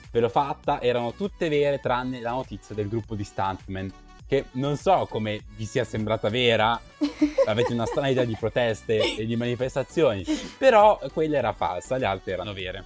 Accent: province of Milan, Lombardy, Italy; anch'io sono dalla provincia di Milano

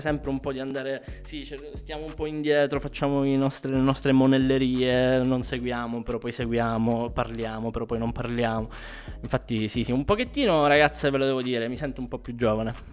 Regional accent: Catania, Sicily, Italy; moved away as an adult; now in Milan, Italy; io sono di Catania, eh, anche se in realtà mh, mm, mi sono trasferito ormai due annetti, qua, due annetti fa qua a Milano

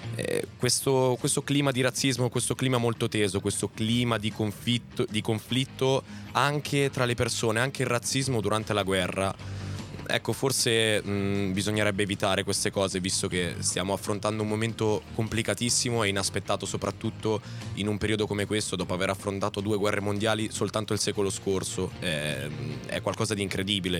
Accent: same land as Rino Gaetano, Calabria, Italy; stessa terra da dove vengo io

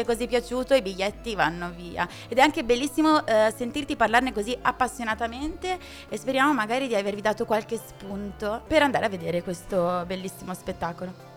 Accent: Trezzano sul Naviglio, Lombardy, Italy; io sono di Trezzano sul Naviglio

